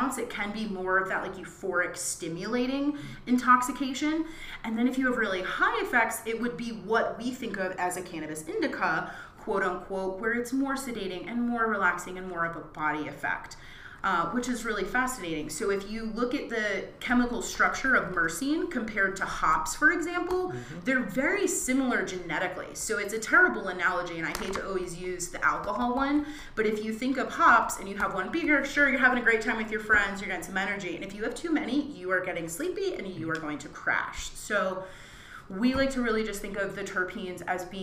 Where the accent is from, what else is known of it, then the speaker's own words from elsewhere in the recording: East Coast, United States; moved away; also born or lived in Brooklyn, New York; I'm from the East Coast, and I remember when I lived in Brooklyn